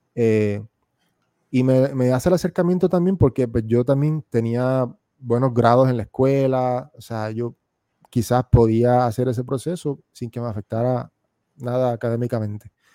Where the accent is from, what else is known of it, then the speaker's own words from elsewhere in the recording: Puerto Rico; moved away as an adult; also born or lived in United States / Argentina; yo en Puerto Rico, hasta los 21 años, que fue que yo me fui de Puerto Rico